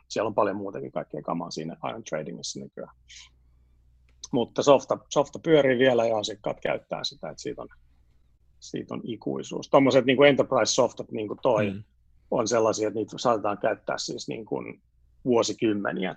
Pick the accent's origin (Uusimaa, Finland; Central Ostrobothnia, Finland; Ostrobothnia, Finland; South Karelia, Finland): Uusimaa, Finland; Helsinki; moved away as an adult; also born or lived in Sweden / France / United States / London; mä olen siis syntyperäinen etutöölöläinen